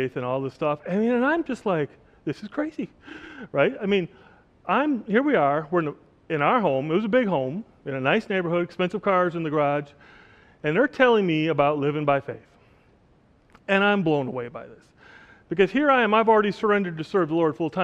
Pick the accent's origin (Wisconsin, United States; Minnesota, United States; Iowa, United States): Wisconsin, United States; Oshkosh; moved away as an adult; also born or lived in the Caribbean; now in Oshkosh, United States; I was born and raised in Oshkosh, Wisconsin